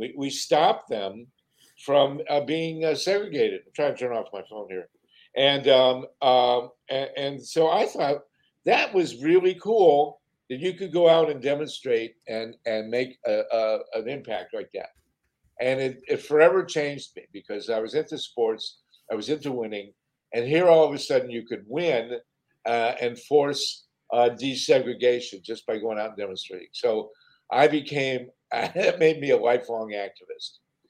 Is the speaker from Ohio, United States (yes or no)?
yes; Columbus, Ohio, United States; And I grew up in Columbus, Ohio, and they interviewed me about what it was like in Columbus, Ohio in the 1950s.